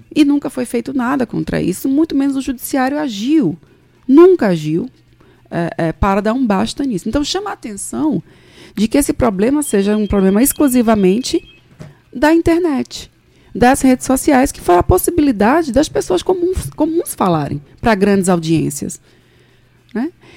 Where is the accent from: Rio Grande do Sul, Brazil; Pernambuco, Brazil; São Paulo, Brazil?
Pernambuco, Brazil; Recife; moved away as an adult; now in João Pessoa, Brazil; eu eu sou nasci em Recife, sou pernambucana, mas meu pai é de Cajazeiras, na Paraíba